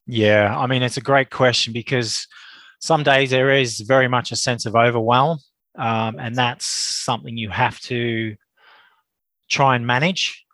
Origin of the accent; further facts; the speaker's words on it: Australia; now in Reigate, United Kingdom; as you can probably tell, I'm an Australian, but I am a UK based Australian, uh, based in Surrey, uh, Reigate, Surrey.